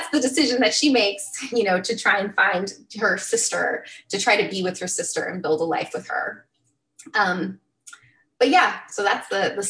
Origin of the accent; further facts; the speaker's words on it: California, United States; also born or lived in Arizona; We grew up mostly in California and Arizona, and people had a real sort of gut level problem with the way that we presented.